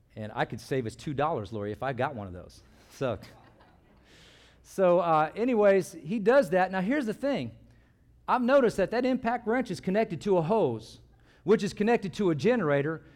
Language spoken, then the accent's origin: English; California, United States; moved away as an adult; when I grew up, I grew up in California